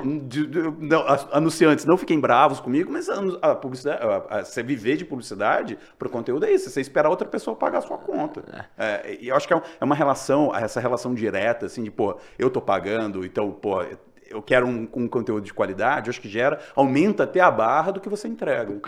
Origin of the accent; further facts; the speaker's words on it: Juiz de Fora, Minas Gerais, Brazil; now in São Paulo, Brazil; eu sou de Minas também, sou de Juiz de Fora. E é, quando eu era mais novo, meu pai, comprar, meu pai comprava o, a Tribuna de Minas